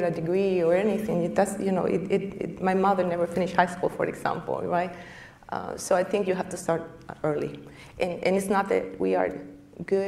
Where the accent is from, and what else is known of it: Costa Rica; moved away